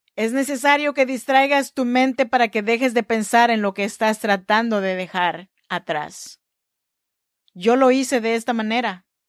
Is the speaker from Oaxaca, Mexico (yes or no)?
yes; Chinantec region, Oaxaca, Mexico; now in Sacramento, United States; Yo soy mexicana, oaxaqueña de la región chinanteca